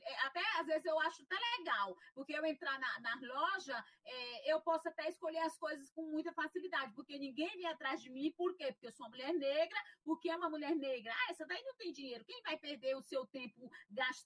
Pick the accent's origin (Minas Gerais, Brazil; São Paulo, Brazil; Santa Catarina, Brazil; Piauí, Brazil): Piauí, Brazil; interior of; moved away as an adult; now in Fortaleza, Brazil; eu sou filha de uma família negra, né? De uma família negra e trabalhadora do interior do, do Piauí